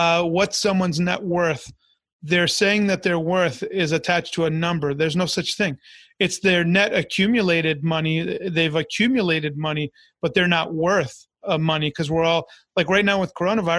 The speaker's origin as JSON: {"language": "English", "area": "Long Island", "region": "New York", "country": "United States", "tie": "born or raised there", "also_born_or_lived": "Orlando, Florida", "moved": "yes", "lives_now": "Tampa, United States", "said": "I'm an immigrant kid. I was born in New York. My parents are immigrants. So we're in the suburbs of Long Island."}